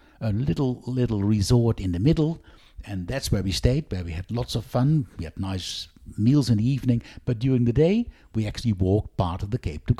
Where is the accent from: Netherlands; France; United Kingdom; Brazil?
Netherlands; now in Western Australia, Australia; I grew up in the Netherlands, all flat.